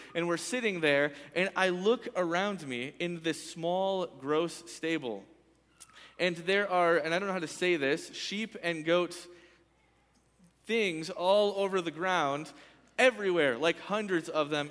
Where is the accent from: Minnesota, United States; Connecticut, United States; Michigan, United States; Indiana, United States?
Michigan, United States; moved away; when I was a kid, I grew up in Michigan.